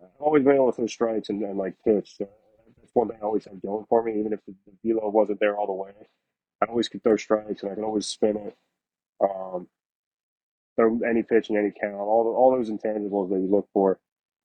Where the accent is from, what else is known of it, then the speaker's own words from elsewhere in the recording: Delaware, United States; I grew up in Delaware. I went to high school in Delaware